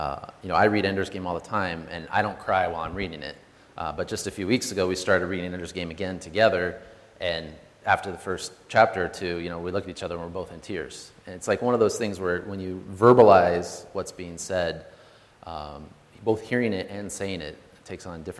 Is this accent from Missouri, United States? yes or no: no; Boise, Idaho, United States; We were born and raised in Boise, Idaho, both of us